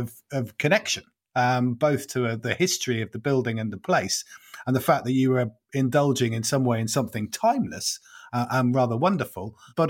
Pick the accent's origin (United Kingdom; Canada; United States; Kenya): United Kingdom; Norwich, East of England; my hometown of Norwich